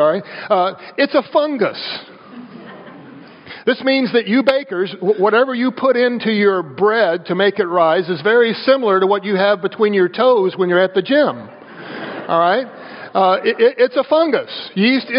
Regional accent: the South, United States; I grew up in the South

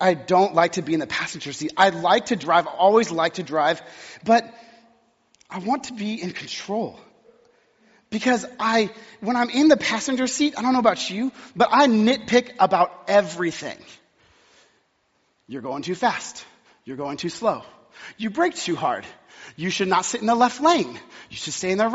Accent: Texas, United States; moved away; I was born and raised in Texas

